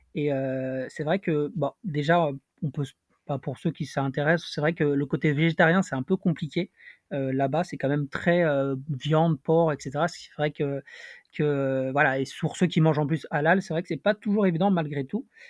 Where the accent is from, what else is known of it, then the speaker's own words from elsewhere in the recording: Paris, Île-de-France, France; je viens de Paris